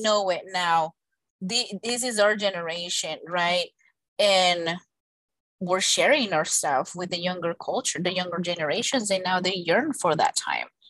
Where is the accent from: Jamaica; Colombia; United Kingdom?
Colombia; moved away; I was born in Colombia